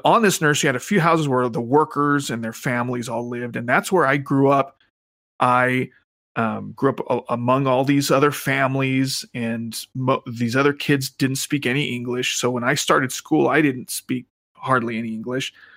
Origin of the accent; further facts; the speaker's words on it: Phoenix, Arizona, United States; the place I grew up was in Central Phoenix